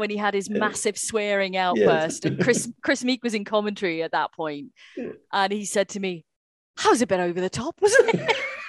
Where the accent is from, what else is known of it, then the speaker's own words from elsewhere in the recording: Wales, United Kingdom; I know Elvin is Welsh and I'm Welsh.